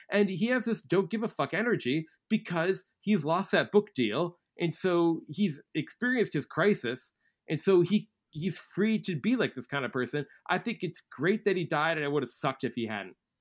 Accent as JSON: {"language": "English", "region": "Midwest", "country": "United States", "said": "a Midwesterner"}